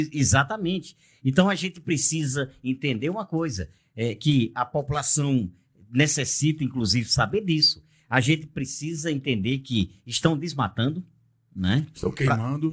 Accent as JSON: {"language": "Portuguese", "country": "Brazil", "said": "como brasileiro que sou"}